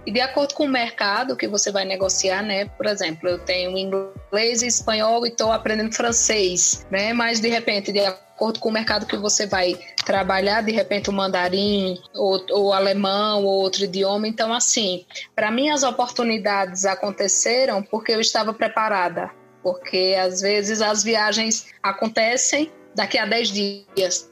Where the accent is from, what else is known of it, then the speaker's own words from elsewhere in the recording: Pernambuco, Brazil; moved away as an adult; also born or lived in Curitiba; eu sou pernambucana, morava em Pernambuco